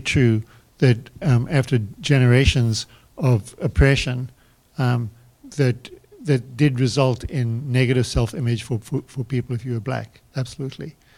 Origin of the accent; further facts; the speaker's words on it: South Africa; I grew up in South Africa